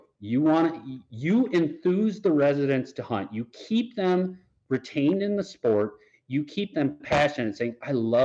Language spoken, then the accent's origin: English; Michigan, United States; now in Iowa, United States; my home state of Michigan